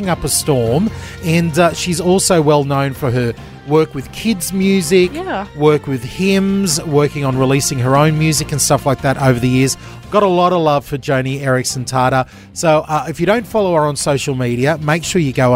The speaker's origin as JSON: {"language": "English", "town": "Gold Coast", "region": "Queensland", "country": "Australia", "tie": "born or raised there", "said": "I grew up on the Gold Coast"}